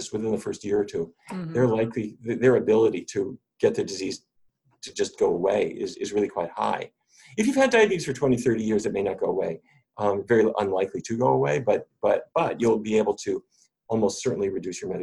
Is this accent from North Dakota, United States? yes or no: yes; North Dakota, United States; I grew up in North Dakota.